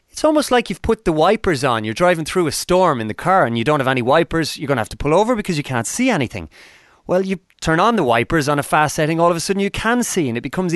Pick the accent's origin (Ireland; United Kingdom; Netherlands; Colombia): Ireland; 25 years of my life being staunchly Irish, attached to the flag